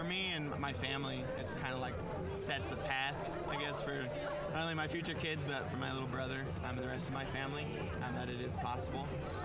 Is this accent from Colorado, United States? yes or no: yes; Colorado, United States; So I'm from Colorado, from a very small rural town in southeastern Colorado.